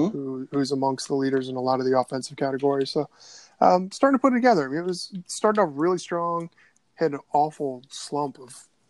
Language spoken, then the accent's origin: English; Washington, District of Columbia, United States; I grew up in the DC area in the 80s